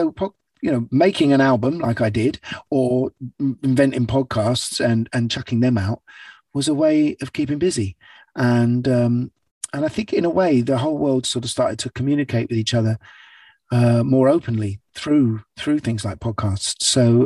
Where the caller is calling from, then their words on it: London, United Kingdom; London, central London. I'm in my little studio that I've got at the top of my house here.